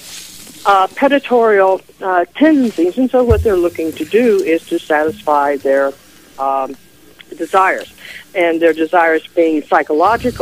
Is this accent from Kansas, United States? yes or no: yes; Leavenworth, Kansas, United States; moved away; also born or lived in Washington; I was raised in Leavenworth, Kansas.